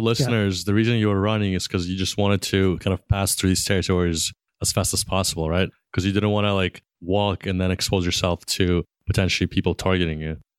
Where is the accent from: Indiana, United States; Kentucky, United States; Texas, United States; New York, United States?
New York, United States; growing up in New York